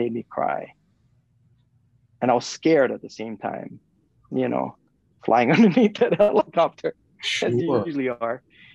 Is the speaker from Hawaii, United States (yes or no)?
yes; Kauai, Hawaii, United States; we're a group of 5 men from Kauai